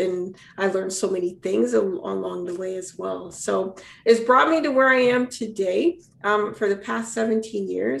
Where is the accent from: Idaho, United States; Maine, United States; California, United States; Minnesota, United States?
Minnesota, United States; Minneapolis; I grew up in Minneapolis, Minnesota, raised by incredible people.